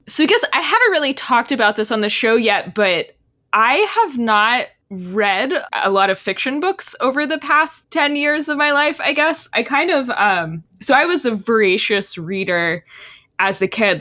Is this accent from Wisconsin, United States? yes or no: no; Texas, United States; I grew up in Texas